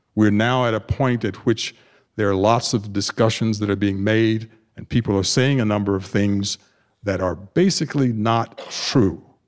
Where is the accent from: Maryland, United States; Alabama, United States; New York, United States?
Alabama, United States; Tuskegee; moved away as an adult; now in Naperville, United States; I grew up in Tuskegee, Alabama, the Deep South